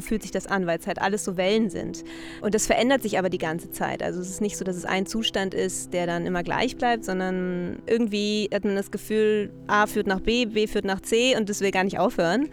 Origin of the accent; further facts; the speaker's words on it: Berlin, Germany; ich komme aus Berlin